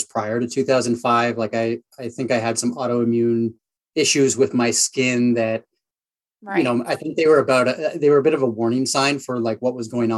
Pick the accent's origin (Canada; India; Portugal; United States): Canada; Sault Ste. Marie, Ontario; also born or lived in Vancouver / upstate New York; And then I moved to Sault Ste. Marie, Ontario. So a smaller town in Northern Ontario where I grew up from sort of the age of 5 through high school